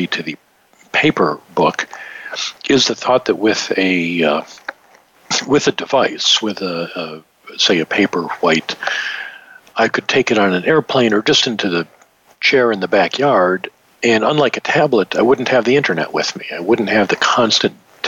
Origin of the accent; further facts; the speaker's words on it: Detroit, Michigan, United States; my hometown team, Detroit Lions